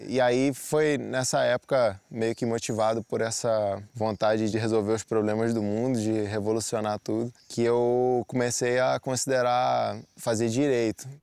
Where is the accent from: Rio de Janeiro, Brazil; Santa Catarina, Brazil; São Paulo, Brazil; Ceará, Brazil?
Rio de Janeiro, Brazil; Petrópolis; Sou nascido e criado em Petrópolis, nestas mesmas montanhas